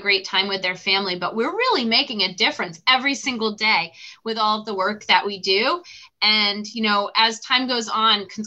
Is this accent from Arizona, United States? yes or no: no; Massachusetts, United States; I grew up in Massachusetts